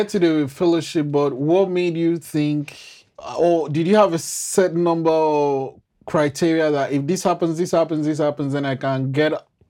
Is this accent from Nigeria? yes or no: yes; Nigeria; being Nigerian myself